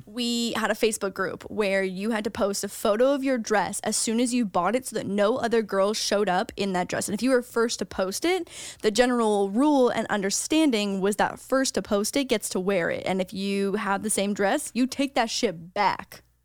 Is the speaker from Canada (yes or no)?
yes; Canada; now in United States; as a Canadian